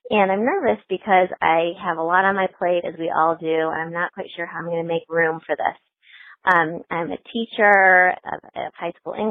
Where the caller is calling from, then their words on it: Indianapolis, Indiana, United States; I'm calling from Indianapolis.